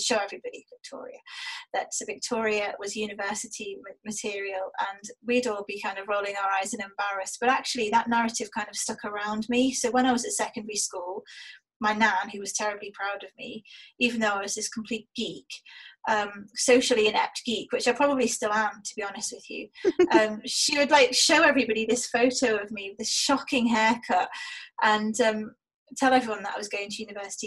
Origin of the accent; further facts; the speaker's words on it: Liverpool, North West England, United Kingdom; moved away; also born or lived in Germany; we were born and raised in Toxteth, which is an area of deprivation in Liverpool.